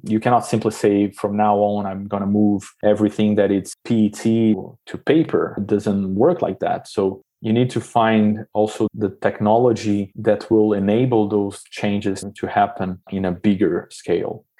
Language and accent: English; Brazil; moved away as an adult; now in Switzerland; growing up in Brazil